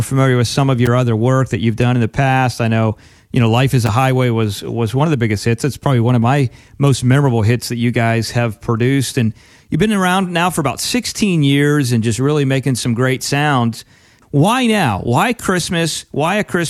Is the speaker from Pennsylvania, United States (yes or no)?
yes; Pennsylvania, United States; now in Florida, United States; we grew up in Pennsylvania originally